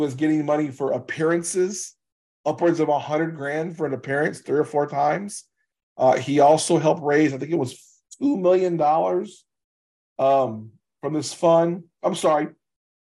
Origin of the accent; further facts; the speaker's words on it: Louisiana, United States; I'm from Louisiana